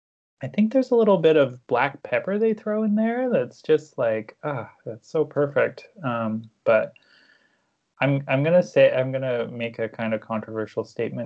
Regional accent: Victoria, British Columbia, Canada; moved away as an adult; also born or lived in Hamilton, Ontario / Toronto; now in Vancouver, Canada; Well, I'm from Victoria, BC originally. That's where I was born and raised.

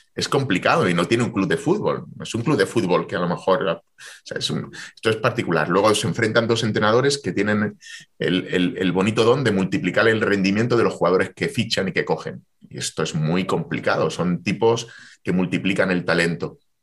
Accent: Jaén, Andalusia, Spain; Jaén, porque, porque es mi tierra, porque entrené allí

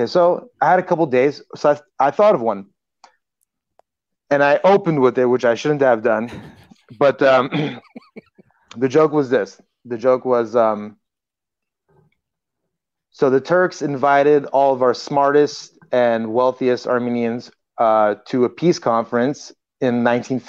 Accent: Los Angeles, California, United States; I grew up in Los Angeles

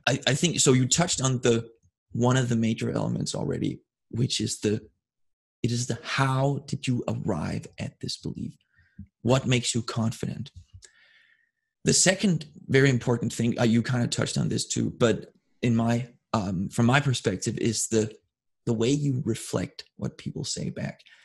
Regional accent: Denmark; moved away; I grew up in Scandinavia, Denmark specifically

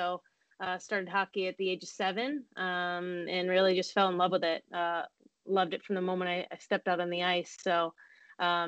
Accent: Syracuse, New York, United States; also born or lived in Niagara; we grew up in Syracuse

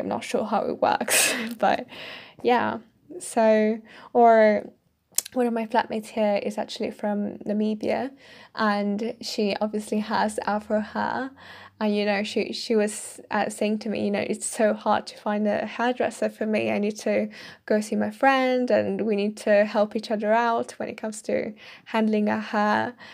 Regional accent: Italy; English is a second language; moved away as an adult; now in United Kingdom; me as an Italian in the U K

